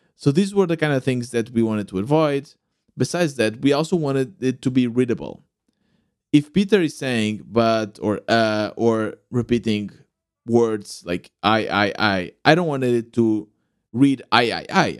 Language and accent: English; Portugal; Growing up in Portugal, loving to play the sport